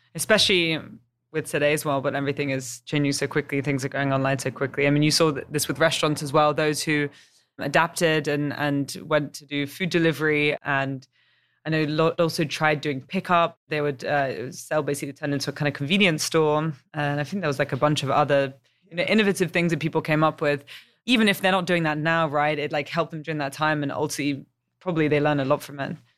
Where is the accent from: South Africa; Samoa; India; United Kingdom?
United Kingdom; England; moved away as an adult; also born or lived in Chicago / San Francisco / New York; I've got a bit of an accent. Uh, I'm English